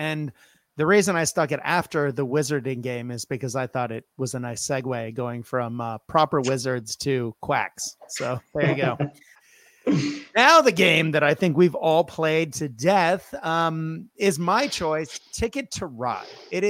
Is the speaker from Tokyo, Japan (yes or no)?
yes; Tokyo, Japan; as I grew up in Japan, in particular, I'm a Tokyo boy, it's really fun for me to then be like, oh, I used to live there